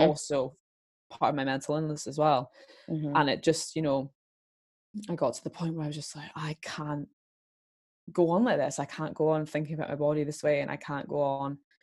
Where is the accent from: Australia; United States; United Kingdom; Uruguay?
United Kingdom; Scotland; I'm Scottish